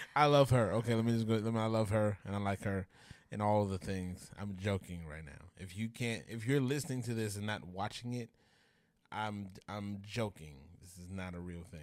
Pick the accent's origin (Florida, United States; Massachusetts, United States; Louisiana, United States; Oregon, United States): Louisiana, United States; Grambling; also born or lived in Minden, Louisiana; Grew up in Grambling, Louisiana, uh, where I spent a, the majority of my youth